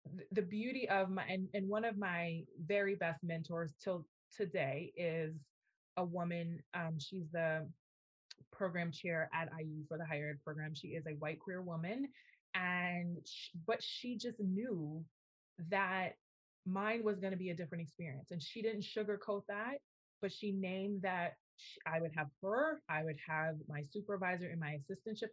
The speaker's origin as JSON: {"language": "English", "town": "New York City", "region": "New York", "country": "United States", "tie": "born or raised there", "also_born_or_lived": "Indiana / Massachusetts", "moved": "as an adult", "said": "I am from New York City, I am from the Bronx, I am an inner city kid"}